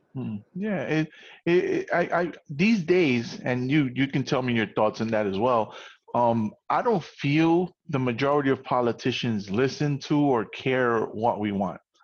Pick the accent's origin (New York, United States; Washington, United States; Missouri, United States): New York, United States; as a New Yorker